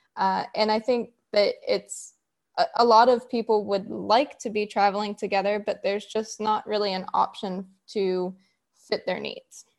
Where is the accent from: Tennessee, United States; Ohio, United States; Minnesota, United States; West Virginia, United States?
West Virginia, United States; I'm from West Virginia, born and raised, and I'm still living here now.